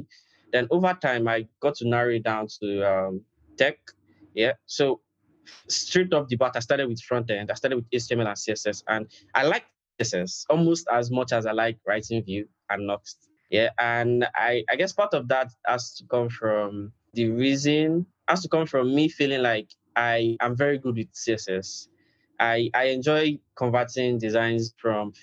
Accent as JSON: {"language": "English", "country": "Nigeria", "said": "I'm from Nigeria"}